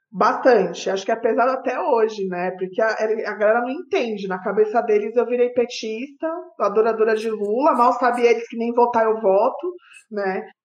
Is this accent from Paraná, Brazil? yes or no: no; São Bernardo do Campo, São Paulo, Brazil; Eu morava em São Bernardo na época, eu sou lá da ABC.